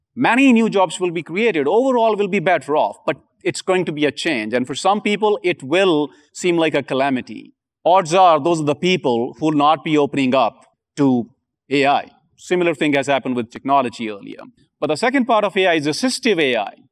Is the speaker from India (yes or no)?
yes; India; I'm from India